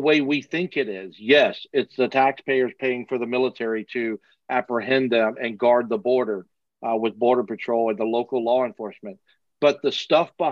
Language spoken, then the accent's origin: English; Texas, United States; I was raised in Texas